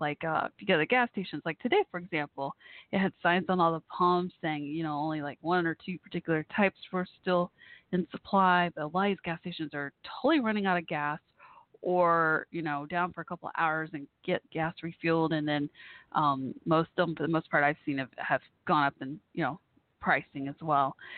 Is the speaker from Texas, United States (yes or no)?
yes; Texas, United States; I'm from Texas.